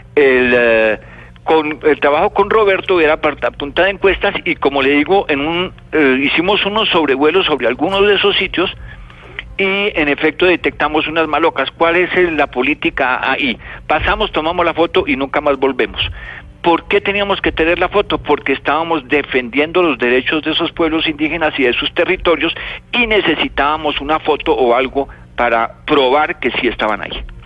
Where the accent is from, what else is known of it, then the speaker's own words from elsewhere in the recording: Bogotá, Bogotá Capital District, Colombia; also born or lived in Chiribiquete; yo soy nacido en Bogotá